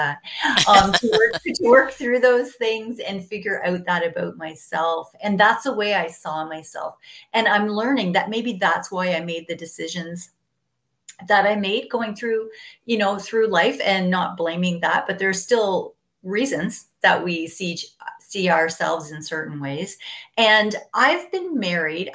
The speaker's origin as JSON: {"language": "English", "region": "Ontario", "country": "Canada", "tie": "born or raised there", "said": "So I was born in Ontario. I'm from Canada. I was born on a farm, or I was raised on a farm"}